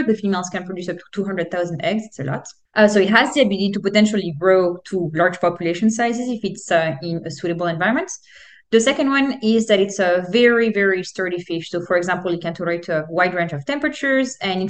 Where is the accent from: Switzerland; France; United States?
France; now in Canada; I grew up in France.